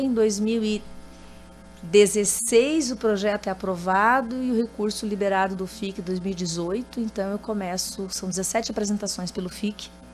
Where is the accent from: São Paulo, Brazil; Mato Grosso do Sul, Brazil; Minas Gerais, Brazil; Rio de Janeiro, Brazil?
Mato Grosso do Sul, Brazil; also born or lived in Carazinho, Rio Grande do Sul; Eu vim para o Mato Grosso do Sul com seis anos